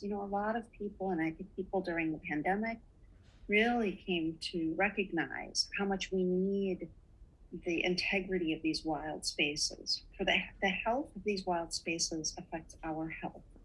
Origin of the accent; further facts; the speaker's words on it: Duluth, Minnesota, United States; We were so lucky to grow up in Duluth, Minnesota, in northern Minnesota